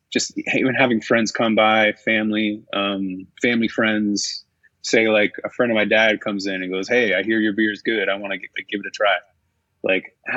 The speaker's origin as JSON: {"language": "English", "town": "Cambridge", "region": "Ontario", "country": "Canada", "tie": "born or raised there", "said": "I'm born and raised in Cambridge. So I grew up a couple blocks from where the brewery is located."}